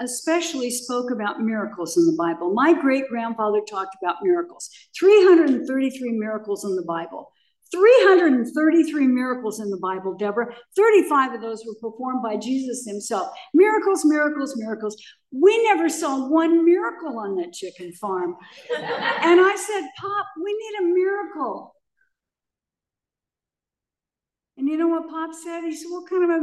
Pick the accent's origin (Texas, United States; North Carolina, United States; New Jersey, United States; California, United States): California, United States; Pomona; also born or lived in Akron, Ohio; I was born in Akron, Ohio, and I was raised by my great grandparents. I was born to a very, very young mother. And my great grandparents' parents were in the Civil War. So they were in their 80s when they took me. And they brought me in a little wicker basket to California. And we settled on a small chicken farm in Pomona, California